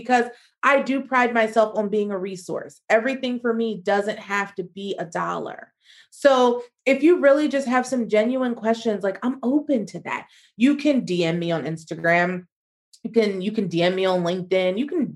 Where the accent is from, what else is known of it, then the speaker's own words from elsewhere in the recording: United States; moved away as an adult; also born or lived in Spain; as an American